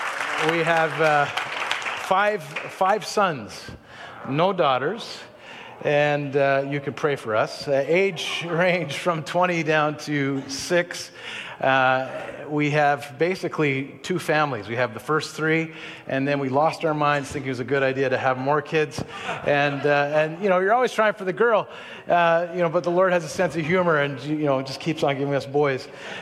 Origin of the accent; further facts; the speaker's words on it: Israel; I'll get back to how I grew up in Israel in a second